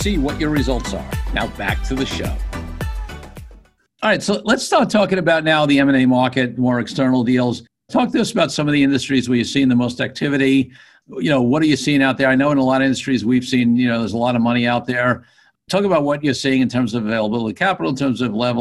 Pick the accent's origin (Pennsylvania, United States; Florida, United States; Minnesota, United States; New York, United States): New York, United States; I grew up in New York